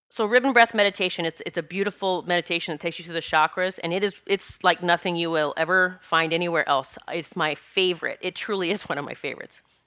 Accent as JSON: {"language": "English", "town": "Rapid City", "region": "South Dakota", "country": "United States", "tie": "born or raised there", "said": "I grew up in Rapid City, South Dakota"}